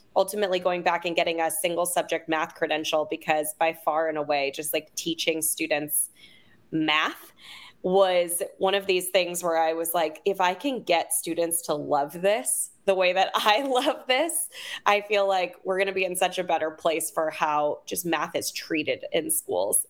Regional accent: Oakland, California, United States; I'm originally from Oakland.

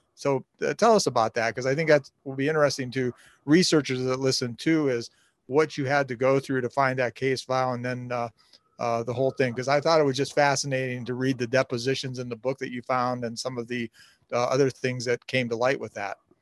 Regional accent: Canton, Ohio, United States; growing up in Canton, uh, as I did

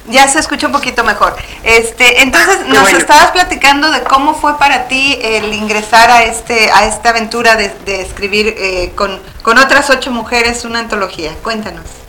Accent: Mexico; now in Phoenix, United States; todas somos este, nacidas en México

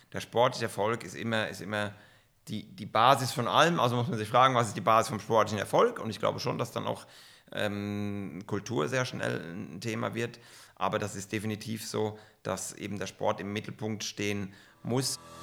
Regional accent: Kaiserslautern, Rhineland-Palatinate, Germany; moved away as an adult; now in Bern, Switzerland; Bin aufgewachsen und groß geworden in Kaiserslautern.

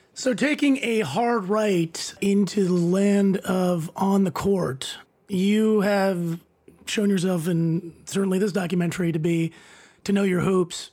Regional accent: Iowa City, Iowa, United States; also born or lived in Youngstown, Ohio; I was born in Youngstown, Ohio, but then we moved to Iowa City

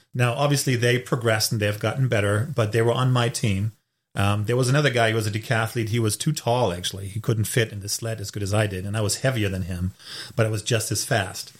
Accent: Hamburg, Germany; English is a second language; moved away as an adult; also born or lived in Raleigh, North Carolina, United States; now in United States; I'm born and raised in Germany in the northern part in Hamburg, lived there for 26 years of my life

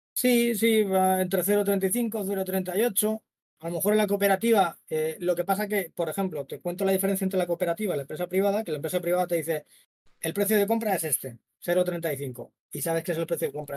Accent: Madrid, Community of Madrid, Spain; now in Málaga, Spain; yo soy de Madrid, pero vivo en Málaga ahora

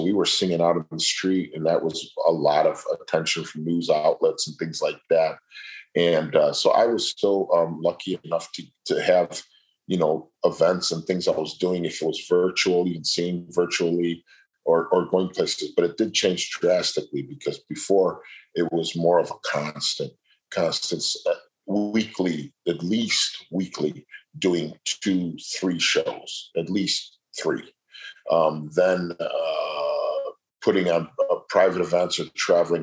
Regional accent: Chicago, Illinois, United States; It's a great city. It's my hometown

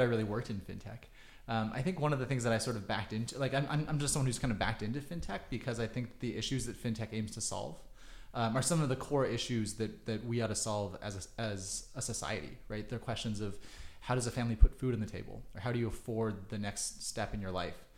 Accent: Kansas City, United States; moved away; also born or lived in China; I grew up in Kansas City

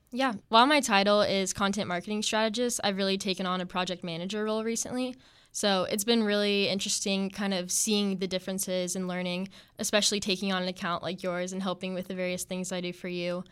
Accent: Topeka, Kansas, United States; moved away as an adult; I'm originally from Kansas, and I was born in Topeka, Kansas

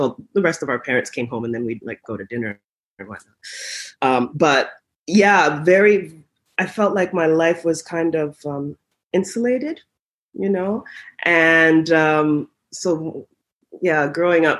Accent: Ottawa, Ontario, Canada; I grew up in Ottawa, Ontario, Canada

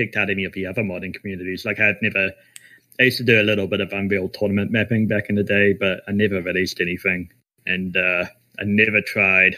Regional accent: New Zealand; we're actually all from New Zealand

